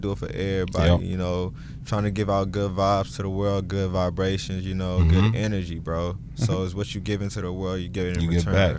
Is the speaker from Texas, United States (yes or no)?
yes; Houston, Texas, United States; moved away as an adult; now in Toronto, Canada; Originally, I'm from Houston. My background is Nigerian.